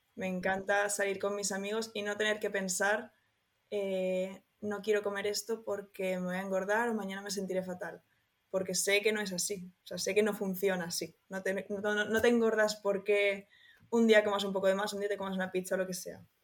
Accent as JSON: {"language": "Spanish", "town": "Barcelona", "region": "Catalonia", "country": "Spain", "said": "soy una chica de Barcelona"}